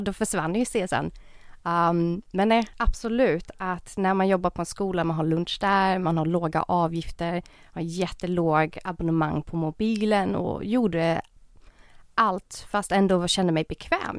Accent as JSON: {"language": "Swedish", "town": "Jönköping", "region": "Jönköping County", "country": "Sweden", "moved": "as an adult", "lives_now": "Stockholm, Sweden", "said": "jag är egentligen från Jönköping men jag flyttade till Stockholm 2017"}